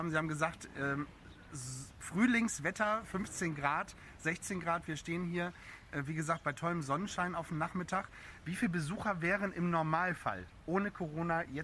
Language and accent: German; Bremerhaven, Bremen, Germany; wie gesagt, ich bin in Bremerhaven groß geworden und äh, habe den Zoo noch nie so leer erlebt.